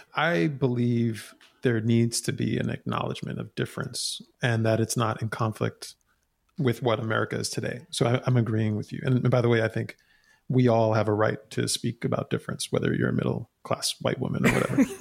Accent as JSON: {"language": "English", "town": "New York City", "region": "New York", "country": "United States", "tie": "born or raised there", "said": "I was born and raised in New York City, in Queens, New York."}